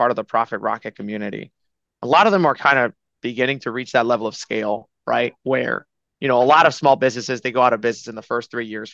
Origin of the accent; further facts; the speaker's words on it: Dominican Republic; moved away as an adult; also born or lived in New York City, United States; I'm from the Dominican Republic. I come from a long line of pineapple farmers. I came to school at New York University